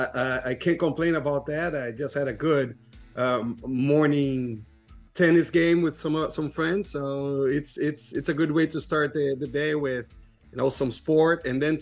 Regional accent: Brazil; I'm from Brazil, so that helps a little bit with this soccer experience.

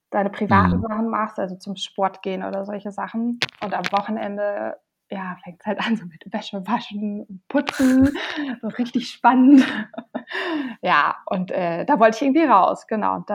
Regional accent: Münster, North Rhine-Westphalia, Germany; Ähm, ja, also ich komme aus Münster und ich bin auch gerade in Münster.

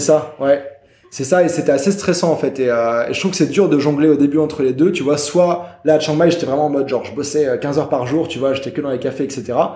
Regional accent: France; moved away as an adult; also born or lived in Germany / Montreal; moi, je suis français, mais je suis né en Allemagne. J'ai toujours pas mal voyagé. Et euh, moi, bah, j'étais en France, école, collège, lycée

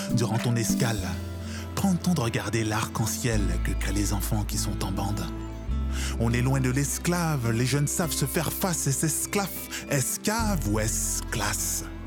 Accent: Montreal, Quebec, Canada; moi je suis né à Montréal. Euh, mes parents sont nés en Haïti, ils sont arrivés au Canada en 79

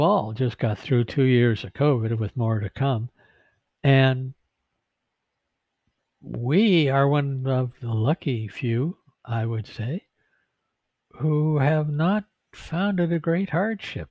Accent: Vancouver, British Columbia, Canada; I grew up in Vancouver, down close to the Fraser River.

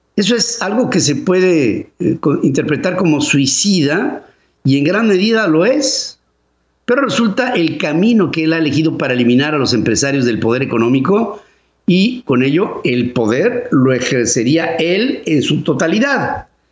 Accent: Mexico

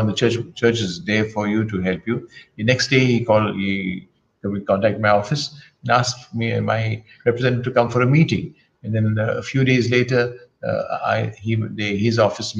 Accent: India; I'm an Indian

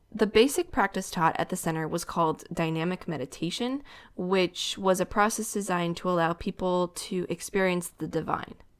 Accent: The Dalles, Oregon, United States; I grew up in the Dells

